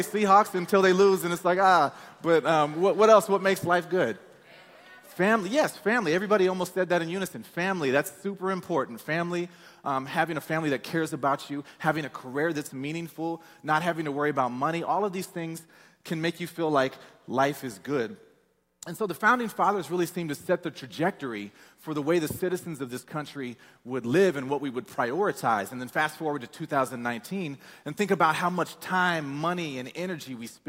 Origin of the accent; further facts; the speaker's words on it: Peoria, Illinois, United States; moved away as an adult; I'm from Peoria, Illinois. It's a small town.